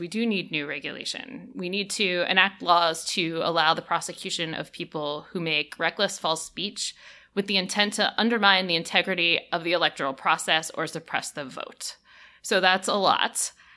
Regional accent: United States; As an American

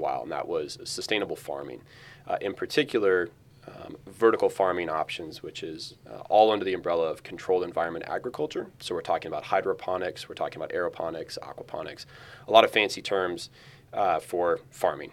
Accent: Pacific Northwest, United States; moved away; growing up in the Pacific Northwest

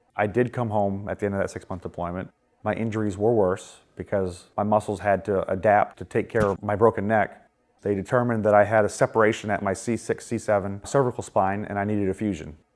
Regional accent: Augusta, Maine, United States; moved away as an adult; now in Dover, United States; I am from Augusta, Maine

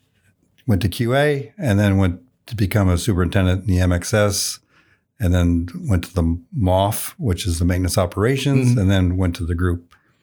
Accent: Illinois, United States; moved away as an adult; And I just remember thinking, holy cow, I'm not in small town Illinois anymore.

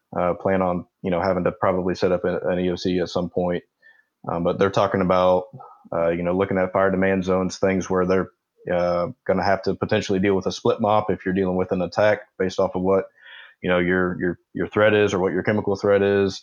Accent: Indianapolis, Indiana, United States; moved away as an adult; I'm from Indianapolis, Indiana, or around Indianapolis. That's what I claim.

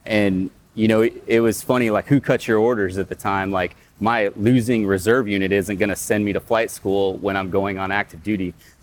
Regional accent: Midwest, United States; moved away; I grew up in the Midwest, like in Iowa, Nebraska kind of area

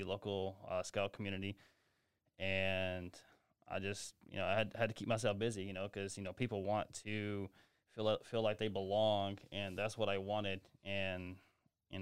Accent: Greensboro, Alabama, United States; moved away as an adult; I'm from Greensboro, Alabama

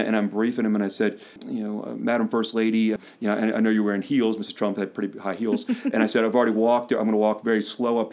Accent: Ellicott City, Maryland, United States; I still live in Ellicott City, which is my hometown

